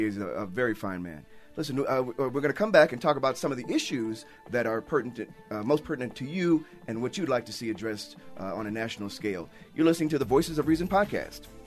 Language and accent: English; Chicago, Illinois, United States; now in Utah, United States; I'm from Chicago